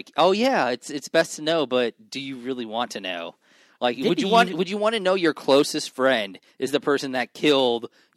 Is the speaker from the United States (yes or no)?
yes; New York, United States; I am from New York, and I have a very old soul.